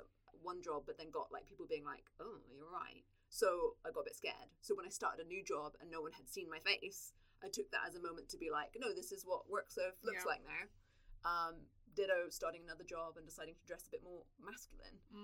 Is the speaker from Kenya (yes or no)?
no; England, United Kingdom; accent: English; moved away as an adult; now in New Zealand; I sound as English as